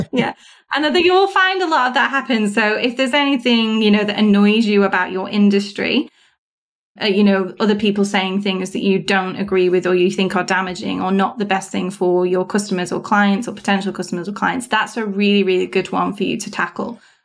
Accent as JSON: {"language": "English", "country": "United Kingdom", "said": "being British"}